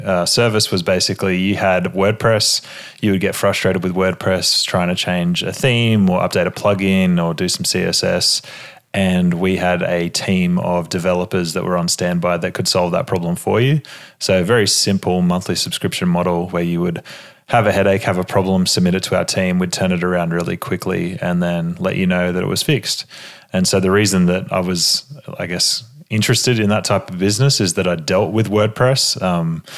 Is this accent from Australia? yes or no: yes; Australia; accent: Australian